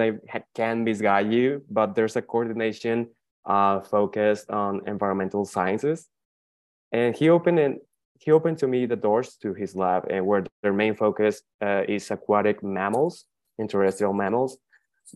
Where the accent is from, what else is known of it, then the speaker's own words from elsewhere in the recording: Hermosillo, Sonora, Mexico; I'm from the northwestern region of Mexico, from the beautiful state of Sonora. My city, that is Hermosillo